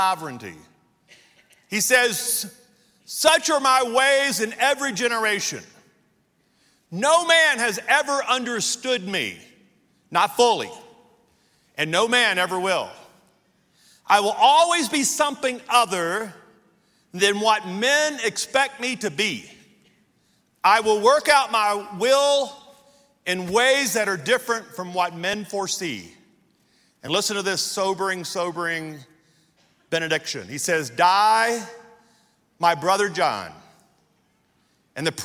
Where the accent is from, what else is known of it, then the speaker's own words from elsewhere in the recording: Louisiana, United States; moved away as an adult; also born or lived in Amarillo, Texas; Pam and I were born and raised in Louisiana.